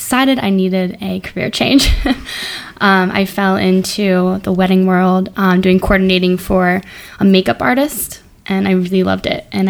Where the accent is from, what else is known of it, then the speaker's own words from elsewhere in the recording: Connecticut, United States; moved away as an adult; also born or lived in South Carolina; Yeah. I grew up in Connecticut. And I went to Simsbury, Connecticut.